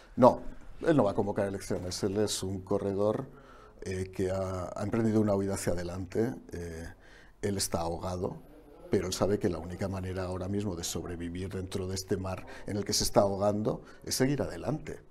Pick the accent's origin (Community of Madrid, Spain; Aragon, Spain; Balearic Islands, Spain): Aragon, Spain; como Aragonés que soy